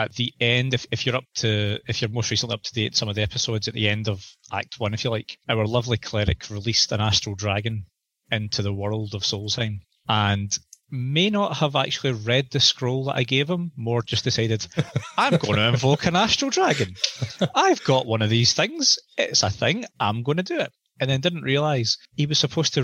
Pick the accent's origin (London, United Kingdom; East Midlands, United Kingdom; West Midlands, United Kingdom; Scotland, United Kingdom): Scotland, United Kingdom; I'm a Scotsman